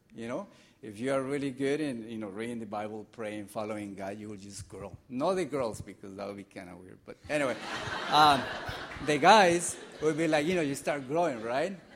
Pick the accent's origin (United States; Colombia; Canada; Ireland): Colombia; moved away; I'm from Colombia